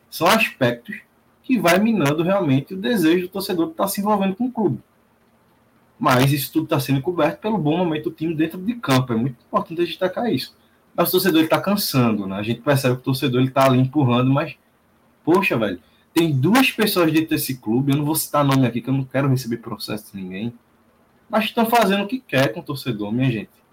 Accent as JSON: {"language": "Portuguese", "region": "interior of Pernambuco", "country": "Brazil", "said": "Eu sou aqui do interior do Pernambuco"}